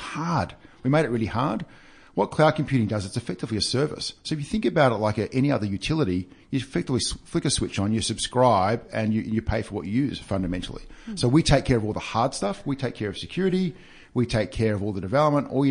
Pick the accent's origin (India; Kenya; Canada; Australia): Australia; Victoria; local born and bred. In fact, my father lives in Mornington, so I know this area very well.